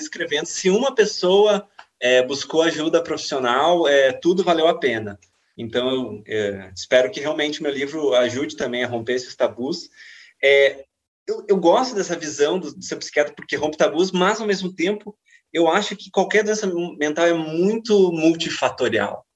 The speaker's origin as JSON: {"language": "Portuguese", "country": "Brazil", "said": "já que somos brasileiros"}